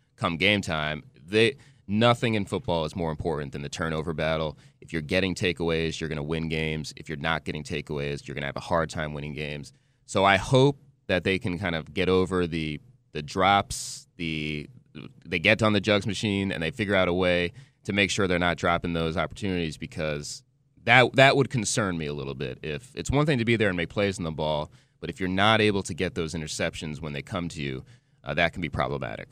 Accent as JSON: {"language": "English", "region": "New Jersey", "country": "United States", "also_born_or_lived": "Wisconsin", "moved": "yes", "lives_now": "Charlotte, United States", "said": "I'm from New Jersey"}